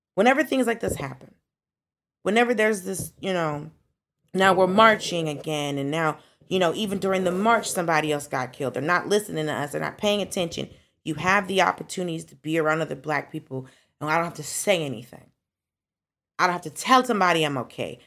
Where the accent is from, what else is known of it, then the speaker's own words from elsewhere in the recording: Atlanta, Georgia, United States; I grew up in Atlanta